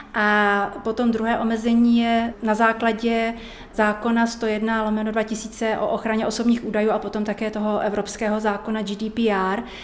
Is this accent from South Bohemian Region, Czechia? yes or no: yes; Český Krumlov, South Bohemian Region, Czechia; já jsem přímo rodačka z Českého Krumlova